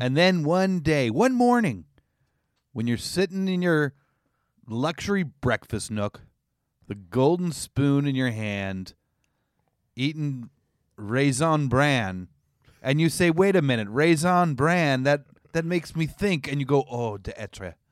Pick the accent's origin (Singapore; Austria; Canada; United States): Canada; I'm Canadian